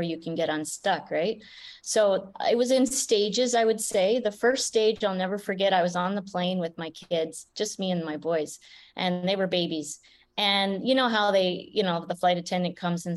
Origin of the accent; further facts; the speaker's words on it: Canada; I grew up in Canada